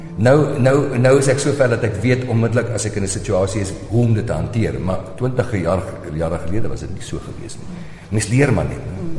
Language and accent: Afrikaans; South Africa; moved away as an adult; ek is nog 'n Suid-Afrikaner